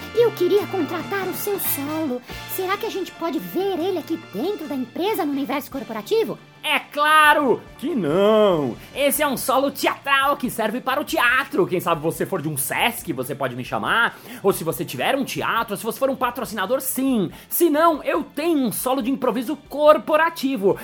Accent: Brazil; accent: Brazilian Portuguese; o meu português brasileiro

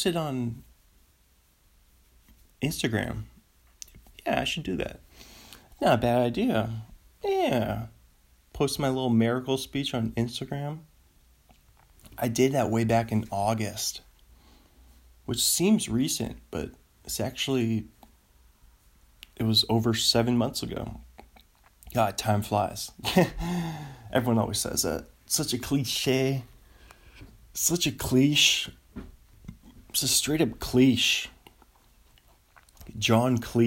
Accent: United States; I'm an American

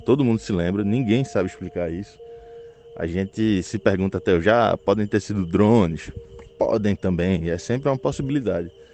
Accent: Recife, Pernambuco, Brazil; eu sou do Recife

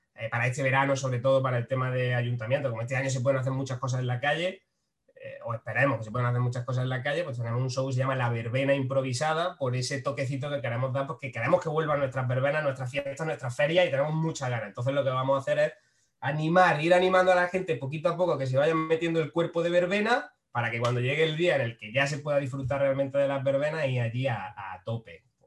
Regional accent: Frailes, Andalusia, Spain; now in Málaga, Spain; soy de Frailes, que es un pueblo de Jaén.

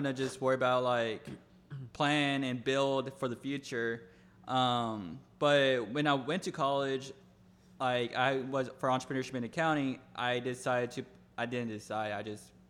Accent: Austin, Texas, United States; moved away as an adult; now in Los Angeles, United States; I'm originally from Austin, Texas

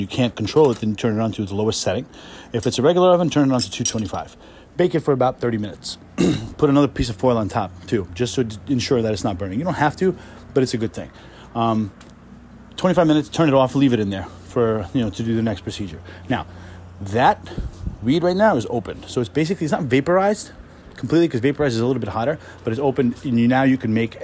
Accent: New York City, New York, United States; I grew up in Queens

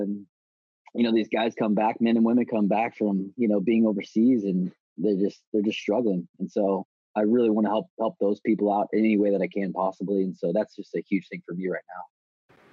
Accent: St. Louis, Missouri, United States; also born or lived in St. Charles, Missouri; I grew up in St. Louis, St. Louis, Missouri

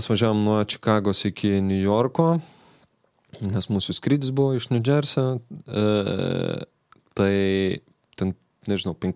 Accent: Lithuania; mes iš Lietuvos

